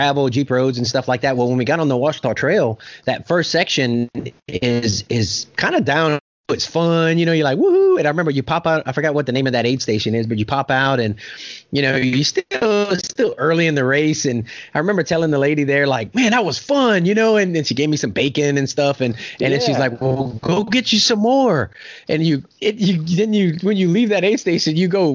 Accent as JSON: {"language": "English", "region": "South Louisiana", "country": "United States", "moved": "yes", "lives_now": "Oklahoma, United States", "said": "I'm in Oklahoma. I'm originally from South Louisiana"}